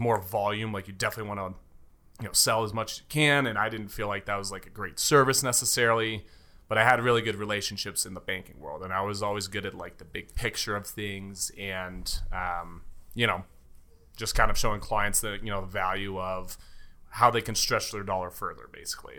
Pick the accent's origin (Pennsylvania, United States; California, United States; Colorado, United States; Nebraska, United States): Colorado, United States; Castle Rock; also born or lived in Aurora, Colorado / Denver, Colorado; born and raised in Colorado. Was born in, uh, Aurora, uh, A-Town, as I like to call it